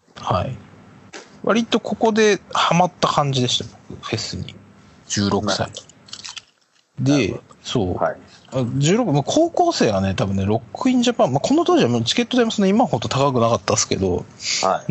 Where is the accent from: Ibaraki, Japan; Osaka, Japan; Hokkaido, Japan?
Ibaraki, Japan; 地元茨城